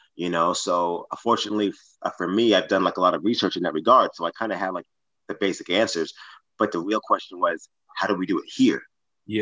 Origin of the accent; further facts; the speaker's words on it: New York, United States; moved away; I'm originally from New York, New York. Um, I've been out here for 31 years